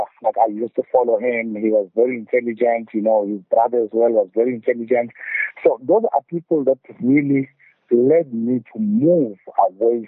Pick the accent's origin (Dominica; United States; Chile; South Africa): South Africa; Ingwavuma, KwaZulu-Natal; also born or lived in England; I moved from Zombiza to Ingwavuma High School. Ingwavuma High School now is something like 4 kilometers away from Mosfeld Hospital. So when I moved from Zombiza to Ingwavuma, now I had to leave my parents back there at Engonyameni